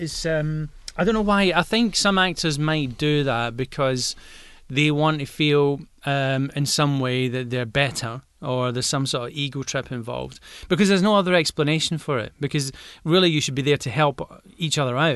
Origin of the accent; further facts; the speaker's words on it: Glasgow, Scotland, United Kingdom; accent: Glaswegian